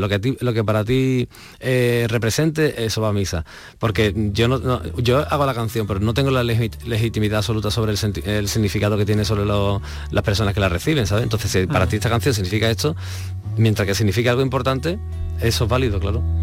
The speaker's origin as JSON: {"language": "Spanish", "town": "Alcalá de Guadaíra", "region": "Andalusia", "country": "Spain", "said": "yo soy de Alcalá, de un pueblo de aquí, bueno, de Alcalá de Guadalajara"}